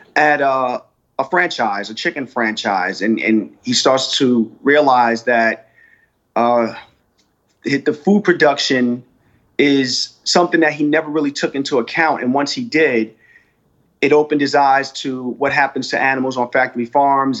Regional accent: United States; my experience as being African American in the United States.

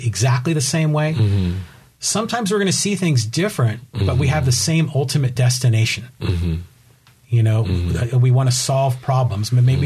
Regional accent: Bay Area, California, United States; I was born and raised in the Bay Area.

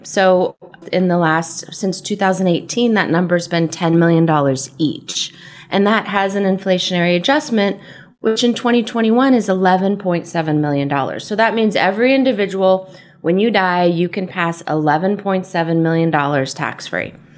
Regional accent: San Diego, California, United States; moved away as an adult; also born or lived in San Francisco / East Coast; I grew up here in San Diego

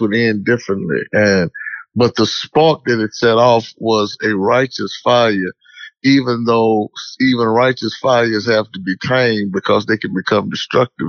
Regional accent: Dallas, Texas, United States; I'm from Dallas. I'm born and bred right here

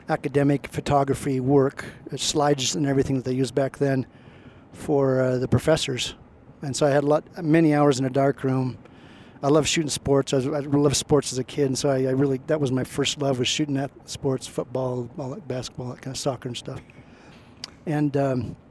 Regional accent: Portland, Oregon, United States; I grew up in Portland, Oregon

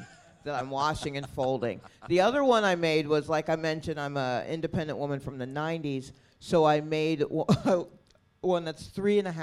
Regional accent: Atlanta, Georgia, United States; now in New York City, United States; I am from Atlanta

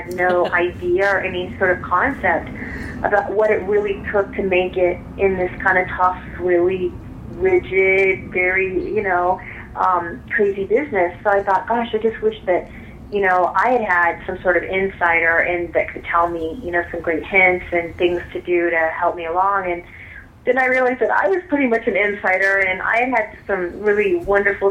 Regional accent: Illinois, United States; now in Los Angeles, United States; I'm originally from the Midwest. I'm from Illinois

